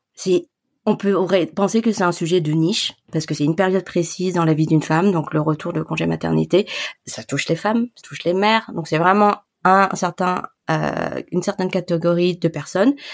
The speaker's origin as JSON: {"language": "French", "town": "Grenoble", "region": "Auvergne-Rhône-Alpes", "country": "France", "tie": "born or raised there", "also_born_or_lived": "Paris", "moved": "as an adult", "said": "j'ai grandi à Grenoble. Euh, j'ai fait mes études à Grenoble"}